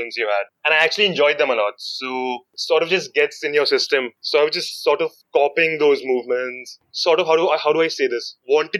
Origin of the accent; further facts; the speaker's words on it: Mumbai, Maharashtra, India; moved away as an adult; now in Ahmedabad, India; So, I'm from Mumbai, basically.